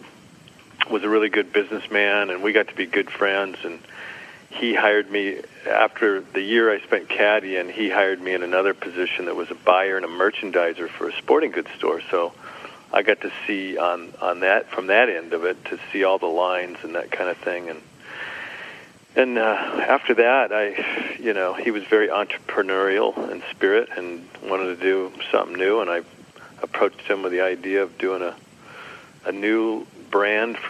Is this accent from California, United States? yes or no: yes; Escondido, California, United States; We grew up together in Escondido